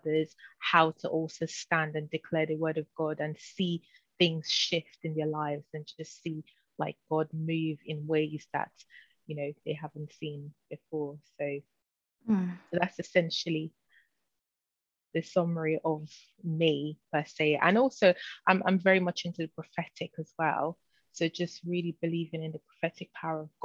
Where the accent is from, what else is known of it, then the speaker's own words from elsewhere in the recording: Nigeria; also born or lived in United Kingdom / London; now in Florida, United States; I'm a British Nigerian. So I was born in the UK, but really raised in Nigeria, and then back to the UK where I spend most of my lifetime actually.